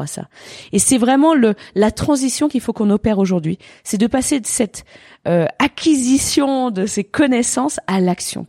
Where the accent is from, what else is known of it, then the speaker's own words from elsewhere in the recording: Gruffy, Auvergne-Rhône-Alpes, France; also born or lived in Annecy; Je viens d'Annecy, quoi. Je suis née à Annecy, j'ai grandi à Gruffy.